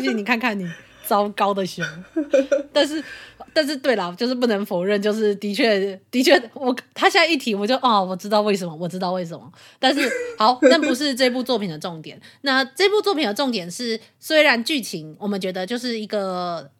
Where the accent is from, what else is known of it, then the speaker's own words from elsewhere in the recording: Taiwan; 身为台湾人